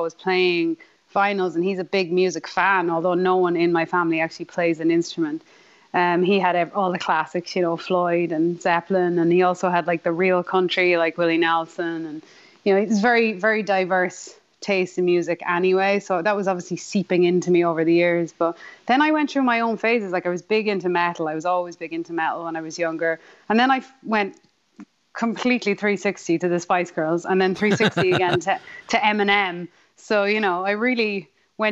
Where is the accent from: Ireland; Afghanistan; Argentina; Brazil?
Ireland; born or raised there; accent: Irish; now in California, United States